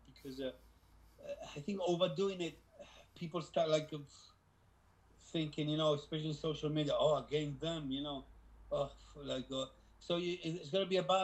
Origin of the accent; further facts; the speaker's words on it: Gibraltar; We were from the same place. We are from Gibraltar, both